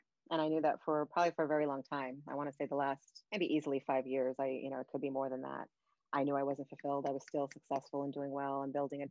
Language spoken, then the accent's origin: English; New York City, New York, United States; moved away as an adult; now in upstate New York, United States; I live in upstate New York now, but I'm originally from Brooklyn, born and raised.